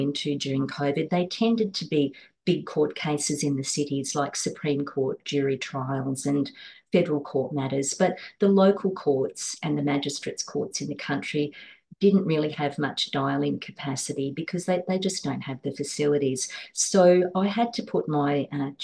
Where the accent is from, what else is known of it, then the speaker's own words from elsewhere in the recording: Cobar, New South Wales, Australia; now in Sydney, Australia; my hometown of Cobar in outback New South Wales